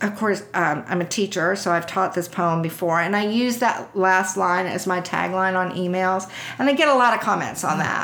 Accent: Houston, Texas, United States; I grew up in Houston.

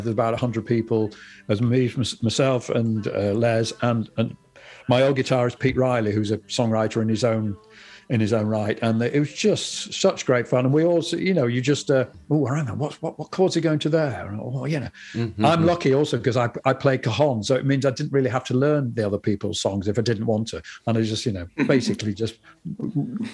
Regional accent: Yorkshire and the Humber, United Kingdom; I'm from Yorkshire

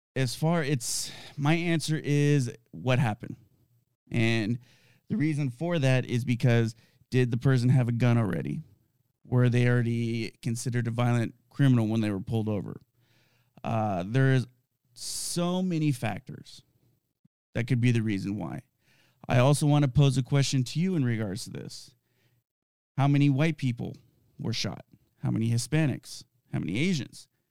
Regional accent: Southern California, United States; I grew up in Southern California. I was born and raised there

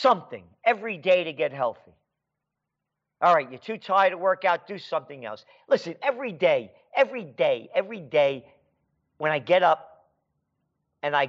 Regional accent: New York City, New York, United States; When I was a little kid, I was born in the Bronx. Hone Avenue. Allerton Avenue and Boston Post Road.

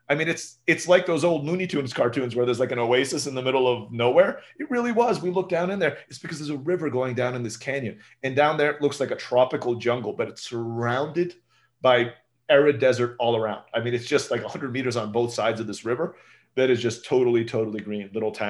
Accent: Turkey; The food was very familiar to me growing up in Turkey.

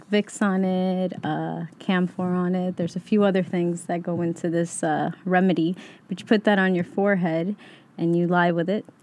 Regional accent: Yonkers, New York, United States; even though we, we were raised in Yonkers, really, I can say I'm from Queens.

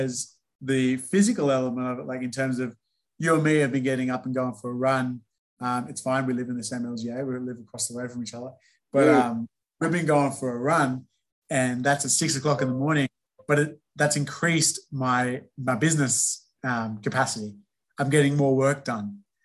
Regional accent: Minto, New South Wales, Australia; I grew up in Minto, like I said, went to St. Gregory's Catholic College as a high school

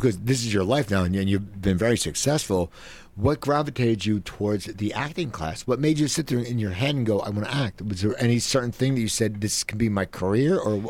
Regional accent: Cherry Hill, New Jersey, United States; I grew up in South Jersey in Cherry Hill, but it's all Jews.

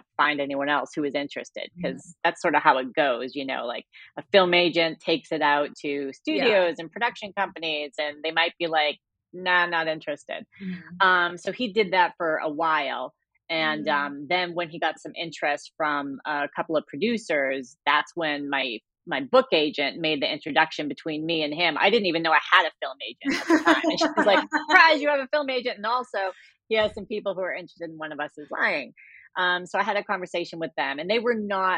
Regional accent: Cambridge, Massachusetts, United States; my hometown in Cambridge, Massachusetts

